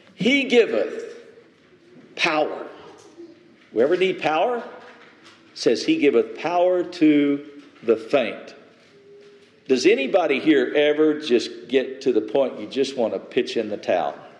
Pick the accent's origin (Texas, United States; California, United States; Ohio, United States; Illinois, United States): Texas, United States; West; I grew up in the desert, I grew up in West Texas.